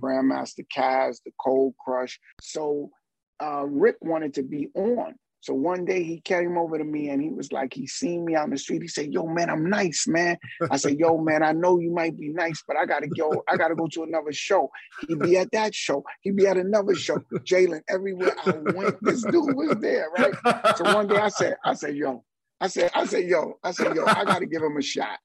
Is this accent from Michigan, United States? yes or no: no; New York City, New York, United States; also born or lived in Barbados; as a kid, I would go back and forth from Barbados to Harlem, and then my family locked it down in Harlem, and Harlem, growing up around Apollo